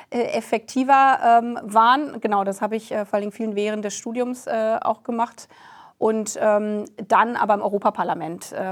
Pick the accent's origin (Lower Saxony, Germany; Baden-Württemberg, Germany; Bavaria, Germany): Lower Saxony, Germany; ich komme aus der Region Hannover, für einen Lokalteil der Hannoverschen Allgemeinen gearbeitet